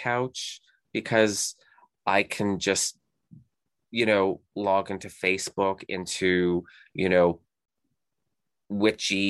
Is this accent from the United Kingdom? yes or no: no; Canada; also born or lived in Houston, Texas; everyone knows I'm Canadian. I'm here in Canada